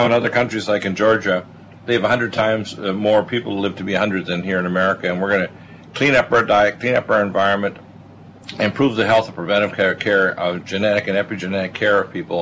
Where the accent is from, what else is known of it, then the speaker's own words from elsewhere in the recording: Canada; moved away; also born or lived in Detroit, Michigan, United States / British Columbia / Nova Scotia; the first half of my life I was raised in Canada